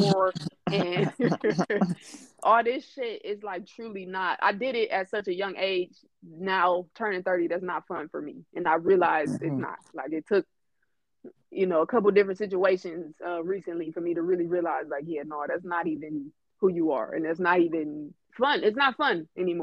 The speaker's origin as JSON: {"language": "English", "town": "Detroit", "region": "Michigan", "country": "United States", "moved": "as an adult", "lives_now": "Phoenix, United States", "said": "From Detroit by way of Phoenix"}